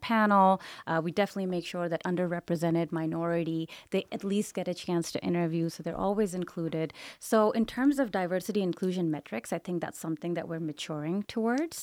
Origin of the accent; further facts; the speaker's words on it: Pakistan; English is a second language; moved away as an adult; now in Las Vegas, United States; my humble beginnings were in Pakistan